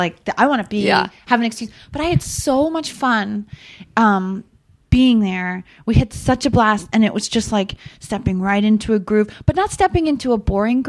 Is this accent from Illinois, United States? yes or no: yes; Rockford, Illinois, United States; when I was growing up in Rockford, I'm like, am I going to ever get out of here?